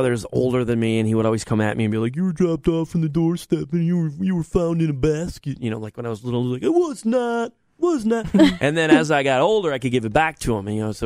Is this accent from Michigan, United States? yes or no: yes; Detroit, Michigan, United States; moved away; growing up in Detroit, I had a friend in high school